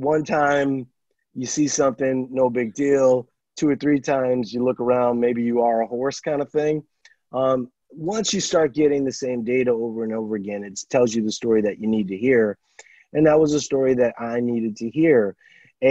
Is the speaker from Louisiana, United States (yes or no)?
yes; Louisiana, United States; moved away; I'm from Louisiana originally